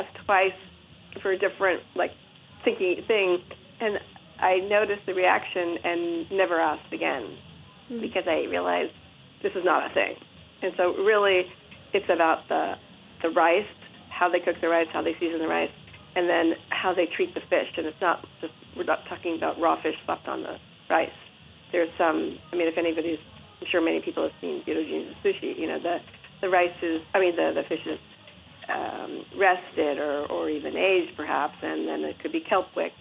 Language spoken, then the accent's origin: English; Atherton, California, United States; moved away as an adult; also born or lived in Palo Alto; now in Japan; I was born in Palo Alto, grew up in Atherton